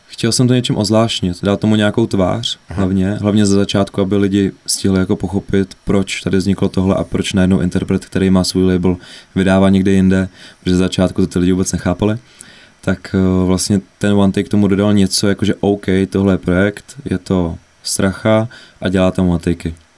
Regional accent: Ústí nad Labem, Ústí nad Labem Region, Czechia; Ústí nad Labem, odkud pocházím

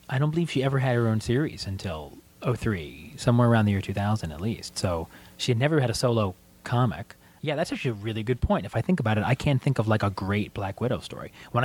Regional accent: Gloucester, Massachusetts, United States; I grew up in Gloucester, Massachusetts

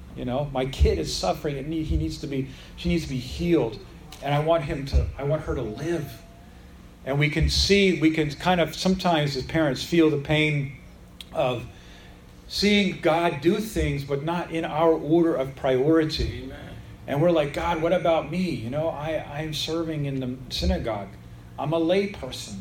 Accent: United States; I'm a Gentile, I'm an American, I'm not from that part of Israel

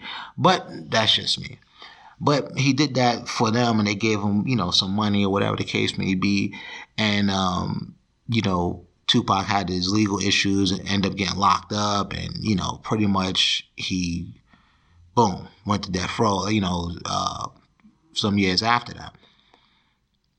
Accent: Jersey City, New Jersey, United States; I'm a guy from Jersey City, New Jersey

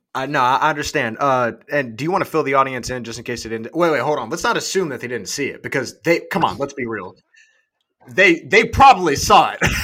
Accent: United States; I'm from the USA.

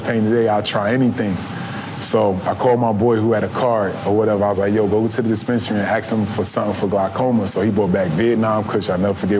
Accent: New Jersey, United States; I grew up in Jersey where, like, you know, I was taught to believe that cannabis was a gateway drug

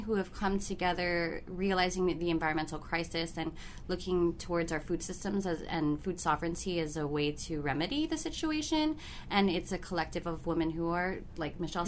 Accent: Guam; I am from the Mariana Islands, primarily living in Guahan

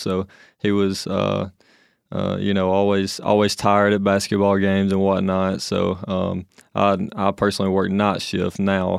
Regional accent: Anderson, Alabama, United States; I'm from a little town of Anderson, Alabama

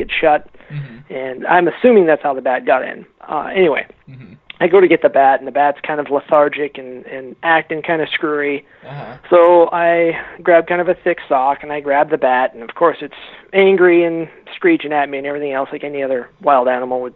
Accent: Western Washington, United States; I grew up in Washington State

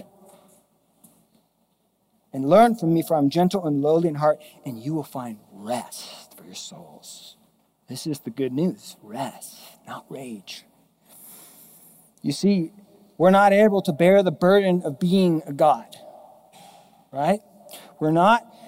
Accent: Mission Viejo, California, United States; moved away; We grew up in Southern Orange County, Mission Viejo

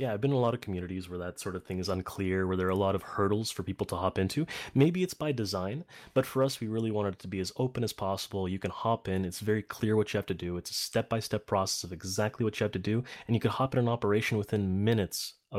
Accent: Poland; now in Canada; I was born in Poland. I was there for most of my life. But I live in Canada now. I got the citizenship here.

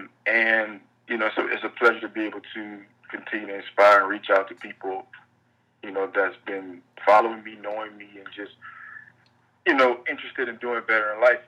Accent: New Orleans, Louisiana, United States; also born or lived in Baton Rouge, Louisiana; now in Los Angeles, United States; I grew up in New Orleans, Louisiana

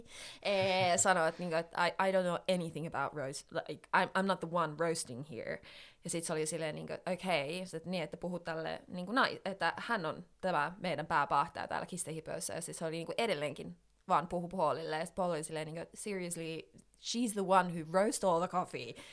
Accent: Finland; now in London, United Kingdom; tulin tänne sitten Suomeen

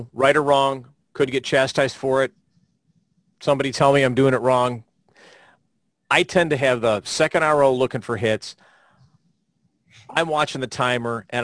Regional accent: Florida, United States; my home state of Florida

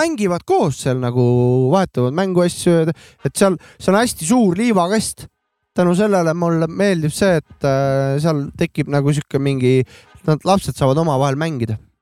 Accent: Estonia; ma olen eestlane

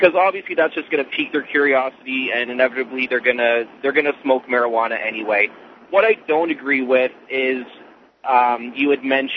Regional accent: Canada; I'm actually from Canada

